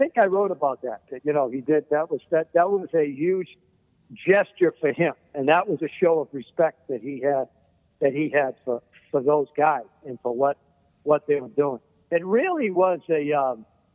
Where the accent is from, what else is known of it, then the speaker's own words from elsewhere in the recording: Massachusetts, United States; I grew up in Massachusetts